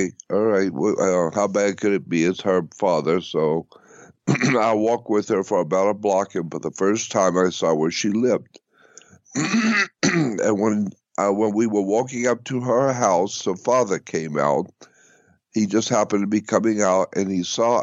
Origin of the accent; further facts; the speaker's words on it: Pensacola, Florida, United States; moved away as an adult; also born or lived in North Hollywood; now in Los Angeles, United States; I was born and raised in Pensacola, Florida